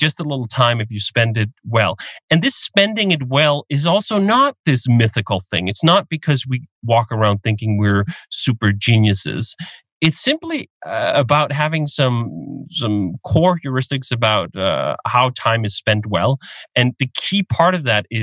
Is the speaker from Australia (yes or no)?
no; Denmark; moved away as an adult; I'm Danish. I grew up in Denmark. I lived there until I was 25.